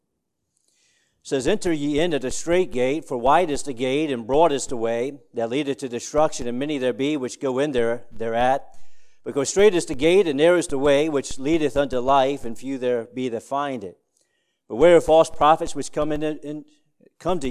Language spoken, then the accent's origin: English; Woodstock, Virginia, United States; in Woodstock, Virginia, my hometown